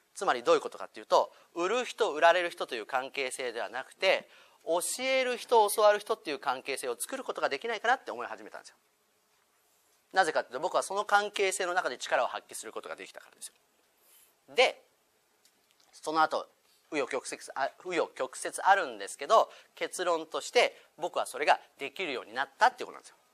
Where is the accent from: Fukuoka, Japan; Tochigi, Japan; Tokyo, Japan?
Tokyo, Japan; Shinagawa; 僕もともとこの近所品川です生まれ育ってる